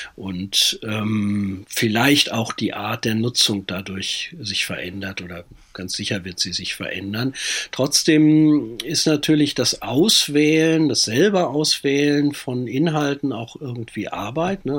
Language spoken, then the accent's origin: German; WDR broadcast area, North Rhine-Westphalia, Germany; Also ich bin äh, im Sendegebiet des WDR groß geworden